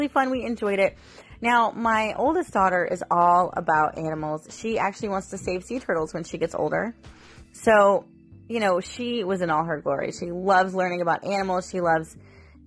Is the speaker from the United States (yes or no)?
yes; St. Petersburg, Florida, United States; I was born in St. Petersburg. And so Lari Park Zoo and Busch Gardens were like staples for me when I was growing up.